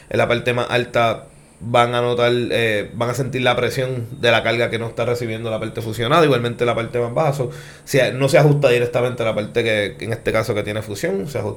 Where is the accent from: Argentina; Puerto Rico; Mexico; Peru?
Puerto Rico; Maunabo; also born or lived in New Jersey; Yo soy natural de Maunao.